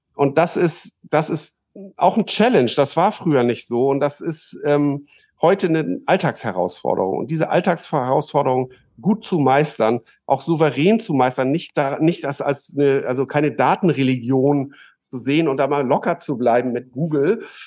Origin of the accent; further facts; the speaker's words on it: Germany; als Deutsche